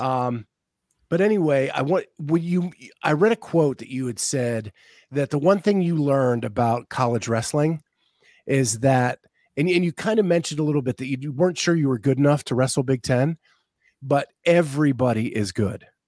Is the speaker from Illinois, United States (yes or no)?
no; Pennsylvania, United States; I grew up in Pennsylvania